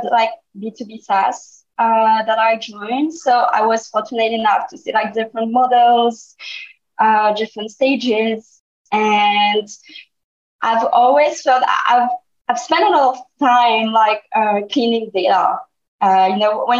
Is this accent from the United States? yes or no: no; France; my parents are Vietnamese, but I grew up in France.